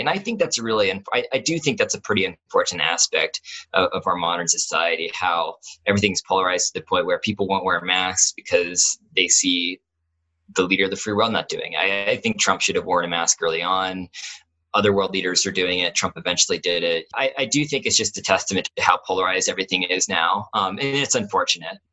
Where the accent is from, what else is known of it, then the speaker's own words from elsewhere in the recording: Columbus, Ohio, United States; I grew up in Columbus